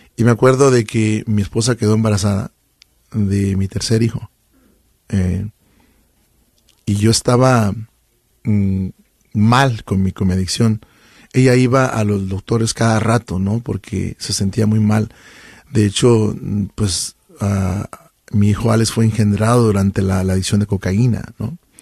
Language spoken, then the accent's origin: Spanish; Chiapas, Mexico; now in Sacramento, United States; soy del estado de Chiapas, frontera con Guatemala. De hecho, hay gente que nos escucha y vengo de un pueblito muy pequeñito, bueno, no es ni pueblo, es una colonia, ¿no? Que se llama El Escobo